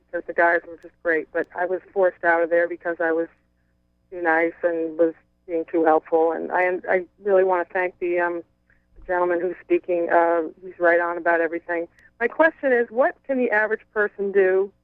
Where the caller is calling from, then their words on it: Massachusetts, United States; I am from Massachusetts.